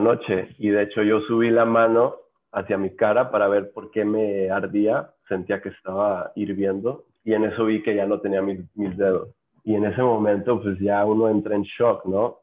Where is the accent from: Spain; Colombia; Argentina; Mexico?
Mexico; Los Cabos, Baja California Sur; en Los Cabos, que es de donde soy originario